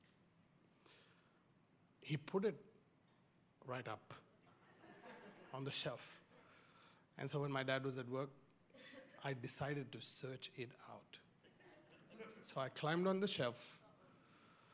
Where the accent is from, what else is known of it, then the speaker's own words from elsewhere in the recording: India; growing up in India